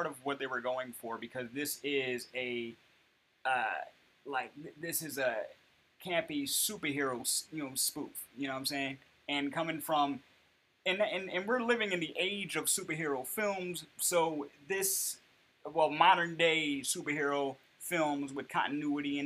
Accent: United States

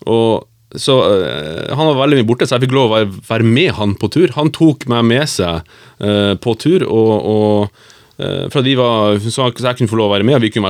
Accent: Bodø, Nordland, Norway; jeg kommer fra Bodø, og eh, Bodø-Glimt-fan eh, i hjertet og Odd i hodet

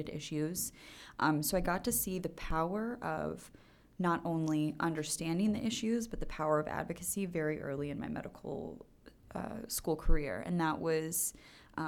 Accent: Chicago, Illinois, United States; I'm born and raised in Chicago, so I actually grew up in like the Wrigleyville area, so by Wrigley Field

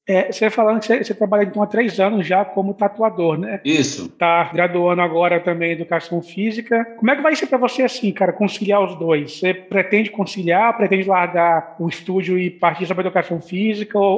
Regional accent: Minas Gerais, Brazil; now in Vitória, Brazil; Eu moro em Vitória tem 11 anos, mas eu, já eu já faço capixaba. Eu falei, não, ainda é mineiro ainda.

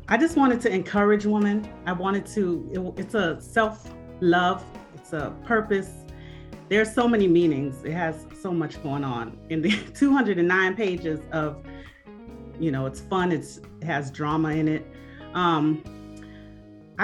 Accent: Miami, Florida, United States; I'm from Miami, born and raised, okay. The County of Dade

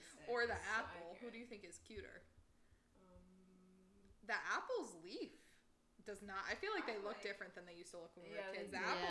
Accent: Albany, United States; I'm from Albany.

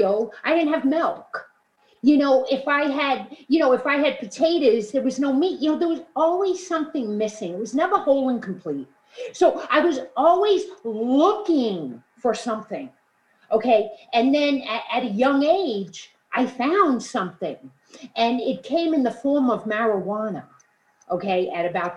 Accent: New York City, New York, United States; also born or lived in Queens, New York; I grew up in Brooklyn, New York

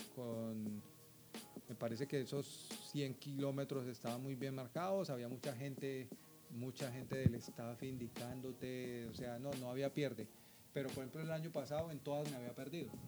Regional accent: Bogotá, Colombia; also born or lived in Villavicencio, Colombia; yo soy bogotano, Bogotá está a 2.600 metros de altitud

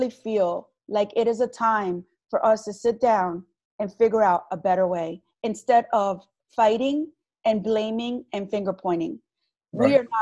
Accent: Long Branch, New Jersey, United States; I was born and raised in Long Branch

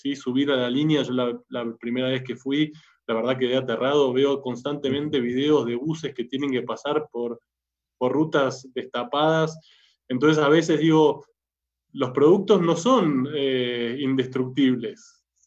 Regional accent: Argentina; moved away as an adult; also born or lived in Germany; now in Colombia; Argentina, donde es mi país natal, lo habrán notado por el acento, colombiano no soy

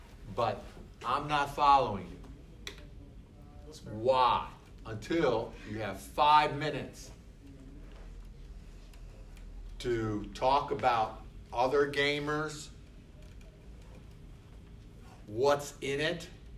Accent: Philadelphia, Pennsylvania, United States; Yeah, because the wife. I'm from Philadelphia.

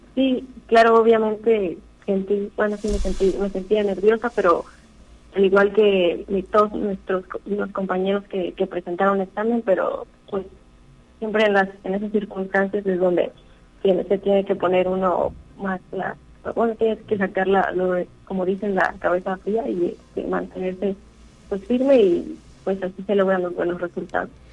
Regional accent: Tamazunchale, San Luis Potosí, Mexico; soy de Tamazunchale, aquí en el centro

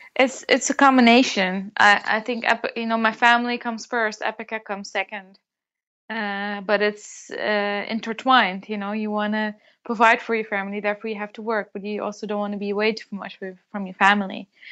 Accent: Netherlands; born or raised there

